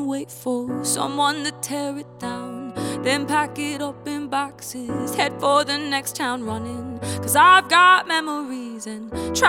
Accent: Canada; also born or lived in United States / Germany / England; I grew up in Canada, but I was actually born in Canada. And before that, I moved to America after I was born. After I was born, I moved to America and then to Canada and then back to Germany and then to England.

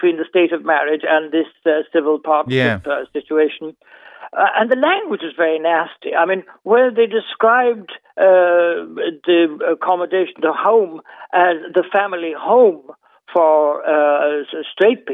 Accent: Ireland; I grew up thinking I was the only one in Ireland.

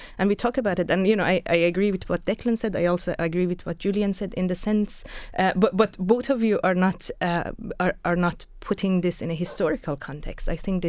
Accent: Iran; now in Ireland; I come from Iran. And you know, and I'm an academic and I'm an activist

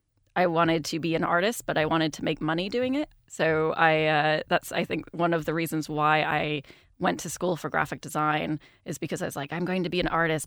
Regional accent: Kansas, United States; Growing up in Kansas

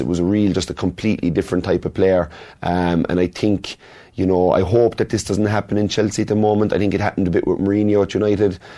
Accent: Kerry, Munster, Ireland; I was born in Kerry. My friends are from Kerry. My mother's from Kerry.

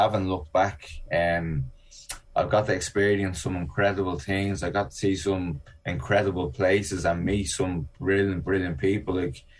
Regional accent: Ireland; also born or lived in East Coast of America; now in United States; I'm Irish and an Olympian

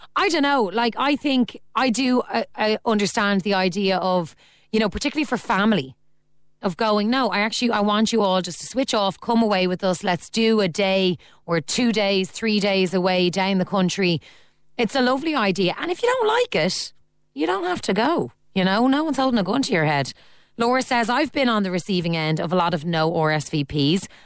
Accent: Ireland; As Irish people

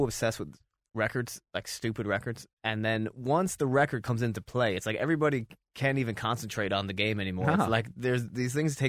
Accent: United States; now in Ireland; as an American

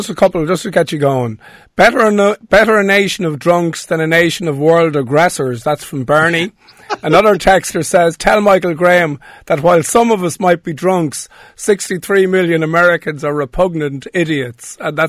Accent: Ireland; Everybody said they wanted to know me just because I was Irish.

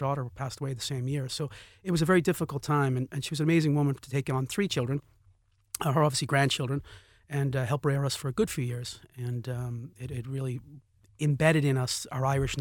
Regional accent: Boston, Massachusetts, United States; also born or lived in Braintree, Massachusetts; We moved from Dorchester to West Roxbury in Boston, and then we moved from West Roxbury to a suburb of Boston called Braintree

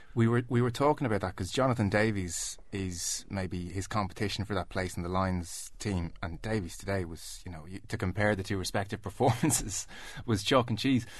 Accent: Kildare, Leinster, Ireland; I'm a Kildare from Kildare

